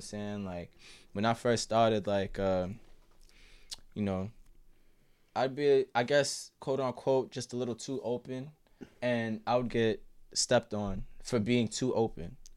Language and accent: English; Boston, Massachusetts, United States; also born or lived in Jamaica Plain, Boston; I grew up in Roxbury. I live in J P now.